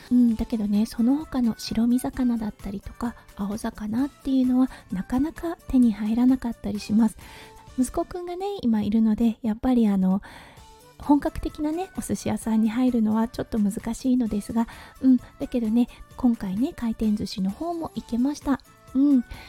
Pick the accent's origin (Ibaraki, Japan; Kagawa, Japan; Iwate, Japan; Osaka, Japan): Iwate, Japan; Morioka; born or raised there; moved away as an adult; now in Australia